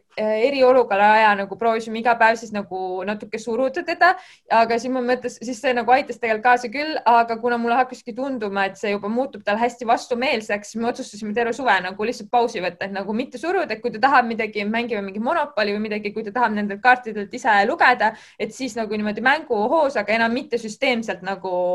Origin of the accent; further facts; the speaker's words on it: Kurtna, Harju County, Estonia; also born or lived in Tallinn; ma ise olen siin koolis õppinud, et ma olen täiesti Kurtnast pärit